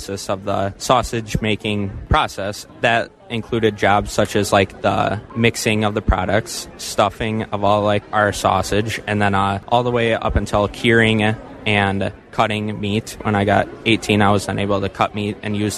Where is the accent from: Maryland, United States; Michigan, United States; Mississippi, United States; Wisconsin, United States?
Wisconsin, United States; Marshall; I am from Marshall, Wisconsin